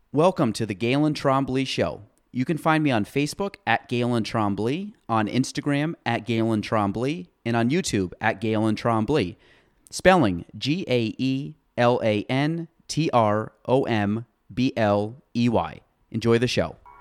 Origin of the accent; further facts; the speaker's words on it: Chazy, New York, United States; I was from Shazy